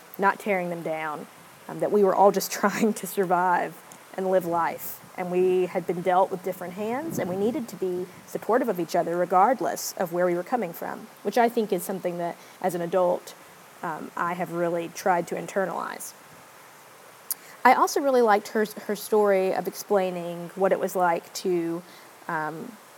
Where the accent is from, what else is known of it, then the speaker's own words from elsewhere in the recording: United States; being American